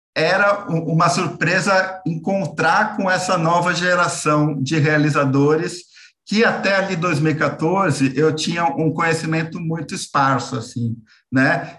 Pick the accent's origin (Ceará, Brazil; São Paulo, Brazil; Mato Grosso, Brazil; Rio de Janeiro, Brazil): São Paulo, Brazil; eu sou aqui é, de São Paulo